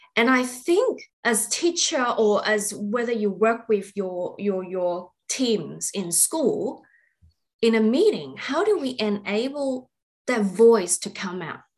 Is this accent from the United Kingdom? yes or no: no; Australia; we are all Australian